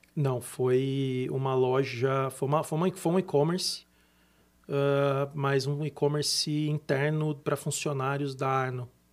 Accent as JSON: {"language": "Portuguese", "country": "Brazil", "said": "Como brasileiro, a gente acaba tendo que se virar bastante aqui"}